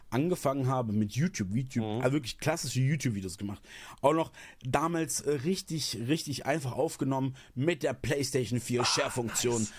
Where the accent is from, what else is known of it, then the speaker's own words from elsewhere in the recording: eastern Germany, Germany; ich komme aus dem Osten. Ich kenne es nicht anders.